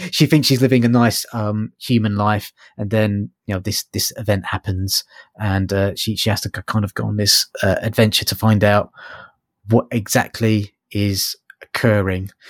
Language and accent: English; London, United Kingdom; I'm from London.